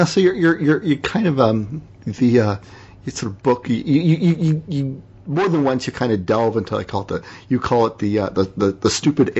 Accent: Canada; also born or lived in Toronto; I'm a Canadian.

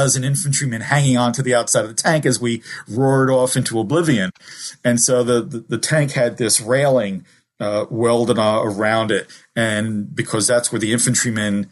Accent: Newark, New Jersey, United States; also born or lived in Kearny, New Jersey / Germany; I grew up in the Ironbound section of Newark and then Kearny, New Jersey

